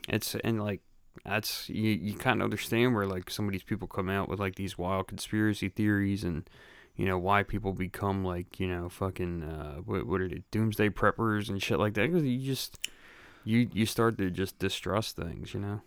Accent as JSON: {"language": "English", "town": "Philadelphia", "region": "Pennsylvania", "country": "United States", "tie": "born or raised there", "said": "I grew up in Grace Ferry in Philadelphia"}